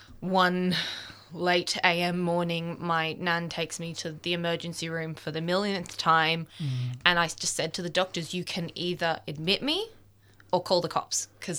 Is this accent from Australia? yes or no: yes; Melbourne, Victoria, Australia; So I'm 24 years old. I'm from Melbourne. God, that sounded really Aussie. born and bred Australian, and I am a photographer.